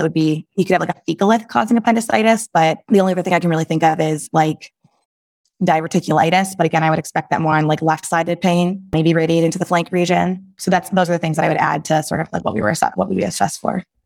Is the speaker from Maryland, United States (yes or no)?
no; Chicago, Illinois, United States; also born or lived in Michigan; I am from the Chicagoland area, born and raised